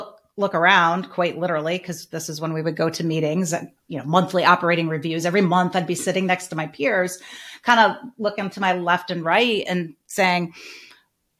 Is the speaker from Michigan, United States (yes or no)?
yes; Northern Michigan, United States; I'm from Northern Michigan. My parents were teachers